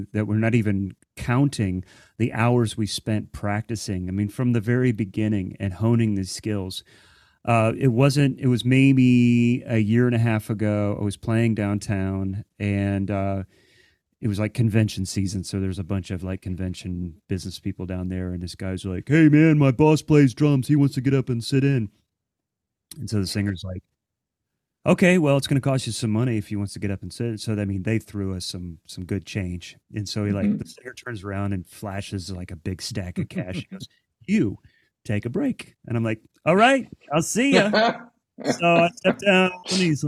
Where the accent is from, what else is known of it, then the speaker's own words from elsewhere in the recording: Central Ohio, United States; moved away; growing up in Central Ohio